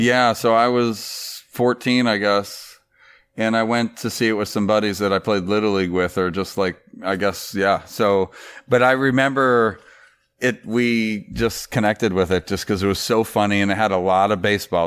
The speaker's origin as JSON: {"language": "English", "region": "Florida", "country": "United States", "tie": "born or raised there", "said": "growing up in Florida, there was no local team"}